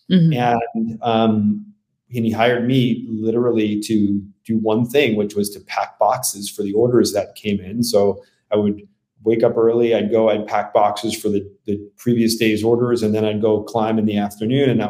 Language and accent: English; New York City, New York, United States; born there; coincidentally only about four miles from where I was born in the Bronx.